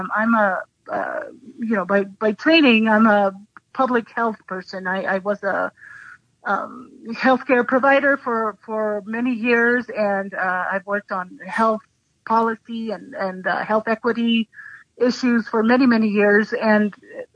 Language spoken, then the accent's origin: English; Ecuador; also born or lived in Santa Fe, New Mexico; now in New Mexico, United States; I grew up in Ecuador.